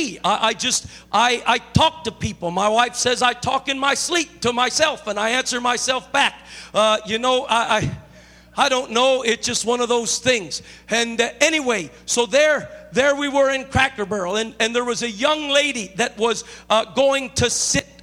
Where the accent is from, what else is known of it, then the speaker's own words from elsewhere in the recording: Chicago, Illinois, United States; now in California, United States; I'm not originally from California. I'm originally from Chicago